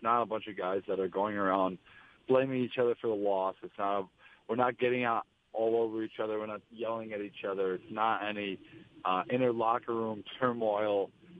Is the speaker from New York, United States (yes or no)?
yes; New York, United States; now in Las Vegas, United States; I was. I wasn't a crazy football fan in general, but I did cheer for the Bills whenever I was when I was growing up.